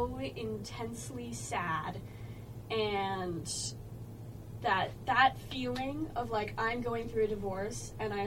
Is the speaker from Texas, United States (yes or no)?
no; Orange County, New York, United States; I'm from Orange County, New York, which is in the middle of nowhere